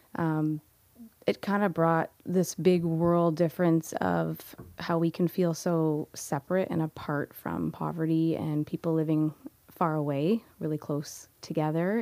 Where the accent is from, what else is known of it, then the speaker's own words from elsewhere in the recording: Niagara, Ontario, Canada; I grew up here in Niagara and have been around Niagara basically for majority of my life